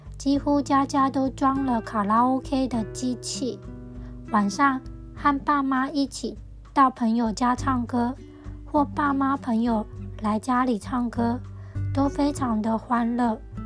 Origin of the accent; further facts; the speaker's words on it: central Taiwan, Taiwan; moved away as an adult; also born or lived in Taipei; 我的老家在台湾中部。到十八岁的求学阶段，我认识的台湾人几乎都是中部人，台中、彰化、南投的人